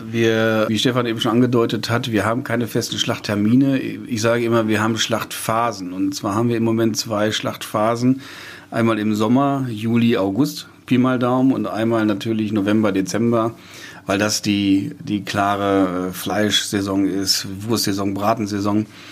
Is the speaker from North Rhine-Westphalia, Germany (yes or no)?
yes; Lüdenhausen, North Rhine-Westphalia, Germany; Ich komme aus Lüdenhausen kleines Dorf